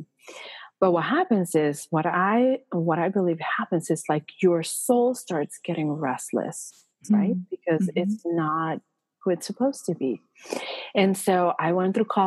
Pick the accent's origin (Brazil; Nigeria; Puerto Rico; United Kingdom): Puerto Rico; moved away as an adult; also born or lived in Minnesota; I was born and raised in Puerto Rico